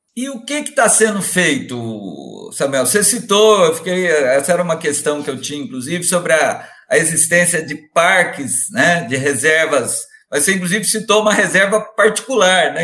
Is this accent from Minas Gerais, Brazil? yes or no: yes; Minas Gerais, Brazil; eu como bom mineiro